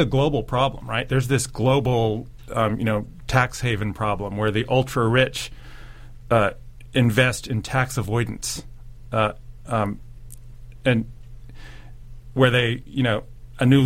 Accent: United States; also born or lived in Germany; now in New Zealand; being an American

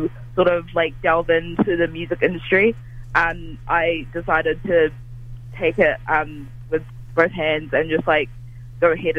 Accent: Dunedin, Otago, New Zealand; I grew up in Dunedin, not for my whole life, but for the majority of my later years

